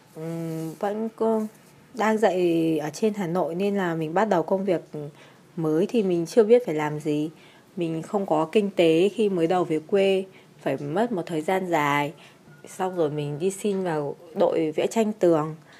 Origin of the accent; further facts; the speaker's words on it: Nam Định, Vietnam; also born or lived in Hanoi; Hiện tại mình đang sinh sống ở quê hương Nam Định.